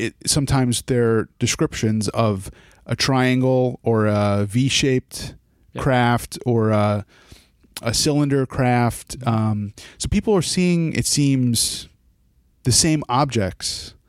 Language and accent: English; New York, United States; I had an experience myself. I'm from the Hudson Valley.